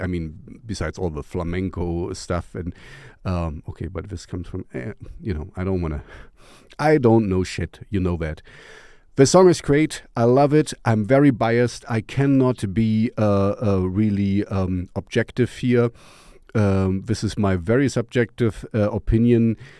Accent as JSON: {"language": "English", "region": "East Germany", "country": "Germany", "tie": "born or raised there", "second_language": "English", "said": "I grew up in East Germany"}